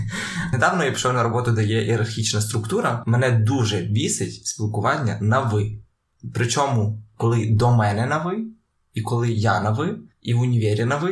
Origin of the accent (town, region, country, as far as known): Ukraine